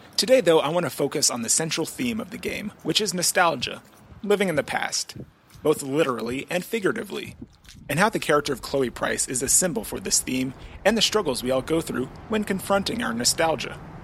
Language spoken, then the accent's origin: English; Cuyahoga Falls, Ohio, United States; moved away; my hometown of Cuyahoga Falls in Ohio